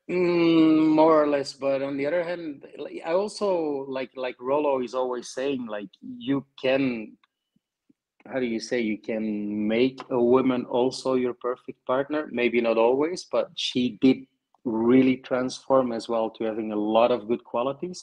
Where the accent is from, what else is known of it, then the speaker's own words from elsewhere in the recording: Belgium; I'm from Belgium, so north of Europe.